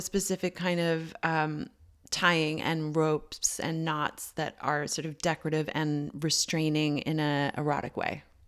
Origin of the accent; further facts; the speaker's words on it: Canada; moved away; me being Canadian